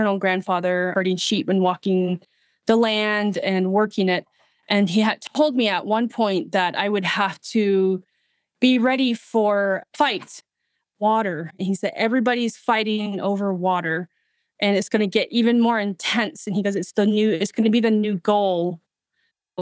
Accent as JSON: {"language": "English", "town": "Shonto", "region": "Arizona", "country": "United States", "also_born_or_lived": "Blue Gap, Arizona", "moved": "yes", "lives_now": "Flagstaff, United States", "said": "And I come from Shonto and Blue Gap, Arizona on the Diné Nation. And I currently live in Flagstaff, Arizona"}